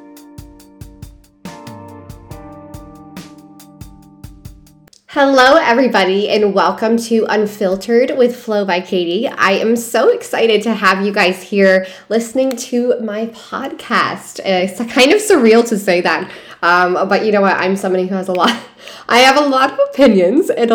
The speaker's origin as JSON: {"language": "English", "town": "Hudson", "region": "Ohio", "country": "United States", "tie": "born or raised there", "also_born_or_lived": "San Diego, California", "moved": "as an adult", "said": "I'm from Hudson, Ohio. I went to, you know, grade school, went to college there."}